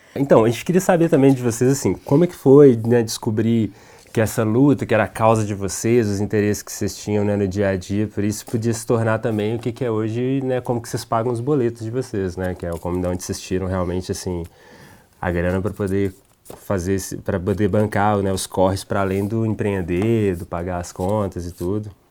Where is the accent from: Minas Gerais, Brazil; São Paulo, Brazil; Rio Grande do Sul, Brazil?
Minas Gerais, Brazil; sou mineiro